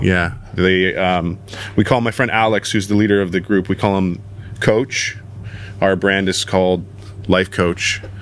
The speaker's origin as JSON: {"language": "English", "town": "Toronto", "region": "Ontario", "country": "Canada", "tie": "born or raised there", "said": "skateboarding was a big part of my life growing up in the West End in Toronto"}